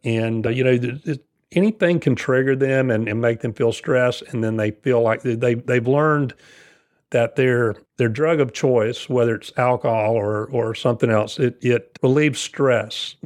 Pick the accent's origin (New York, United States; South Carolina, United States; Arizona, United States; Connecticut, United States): South Carolina, United States; moved away as an adult; now in Cary, North Carolina, United States; I'm from South Carolina, so not too far away. Moved here in nineteen ninety